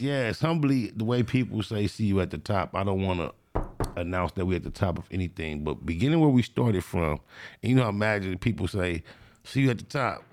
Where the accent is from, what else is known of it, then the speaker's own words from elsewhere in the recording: Compton, California, United States; I grew up in Compton in the Tri-New area